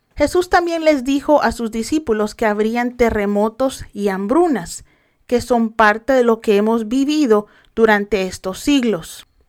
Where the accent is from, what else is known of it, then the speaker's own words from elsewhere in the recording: El Salvador; mi país El Salvador